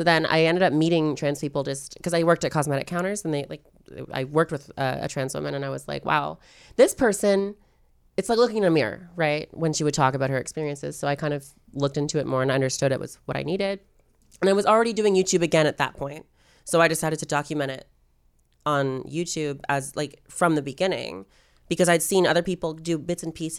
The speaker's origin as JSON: {"language": "English", "town": "Wallaceburg", "region": "Ontario", "country": "Canada", "said": "So mine's called Wallaceburg. I hate it."}